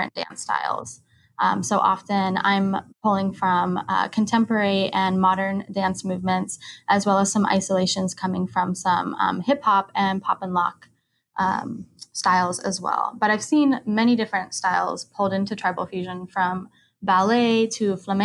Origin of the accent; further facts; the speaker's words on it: Sonoma County, California, United States; moved away as an adult; now in Honolulu, United States; I'm from Sonoma County, California, originally, but I've been living here in Honolulu, Hawaii for a little over a year now